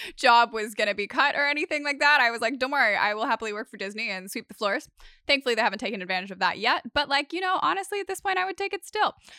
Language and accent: English; Sydney, New South Wales, Australia; I've grown up here. I've lived on the northern beaches of Sydney my entire life